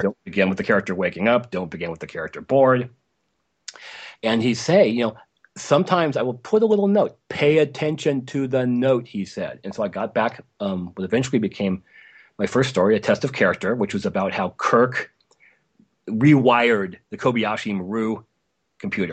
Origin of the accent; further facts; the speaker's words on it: Los Angeles, California, United States; So I grew up in Los Angeles in the late sixties and nineteen seventies